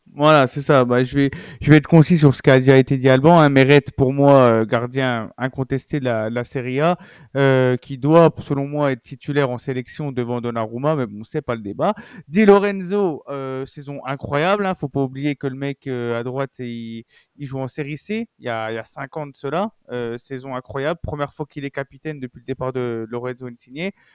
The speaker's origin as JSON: {"language": "French", "country": "France", "said": "nous en tant que Français"}